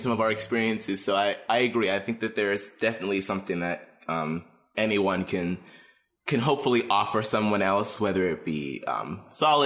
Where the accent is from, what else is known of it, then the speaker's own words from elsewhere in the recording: Pittsburgh, Pennsylvania, United States; born and raised in Pittsburgh